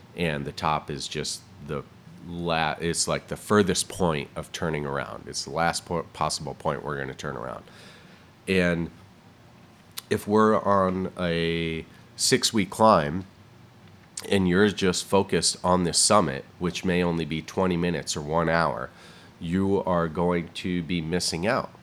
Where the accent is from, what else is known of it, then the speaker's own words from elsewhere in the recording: Southington, Connecticut, United States; moved away as an adult; also born or lived in Vermont; now in Pacific Northwest, United States; I was born and raised in the Northeast, in Connecticut and Vermont